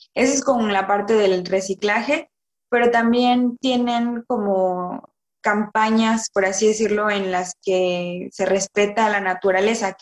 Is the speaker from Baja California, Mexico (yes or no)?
no; Villahermosa, Tabasco, Mexico; moved away as an adult; also born or lived in Mérida, Yucatán; now in France; yo nací, crecí en Villahermosa, Tabasco, en una ranchería